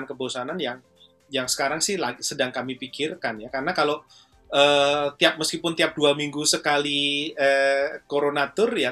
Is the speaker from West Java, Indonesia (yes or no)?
no; Surakarta, Central Java, Indonesia; Jogja kampung halamannya ibunya Solo kampung halaman saya